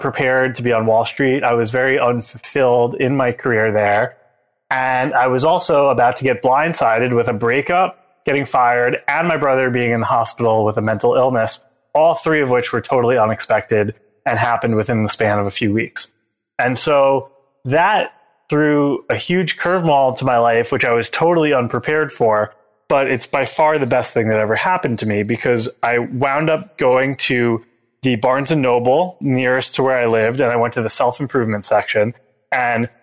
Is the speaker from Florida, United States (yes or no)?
no; Long Island, New York, United States; I grew up outside of New York City on Long Island